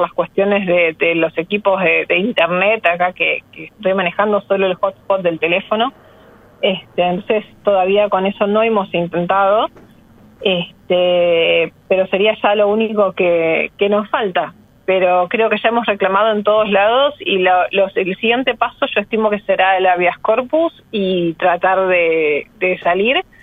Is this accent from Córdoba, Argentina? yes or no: no; Buenos Aires, Argentina; yo soy porteña, vivo a seis cuadros de acá